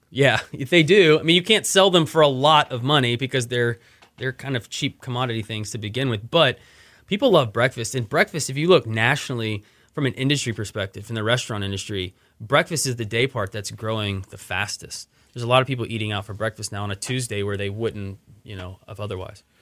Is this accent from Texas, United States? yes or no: yes; Austin, Texas, United States; moved away as an adult; also born or lived in Dallas; now in Houston, United States; I grew up in Austin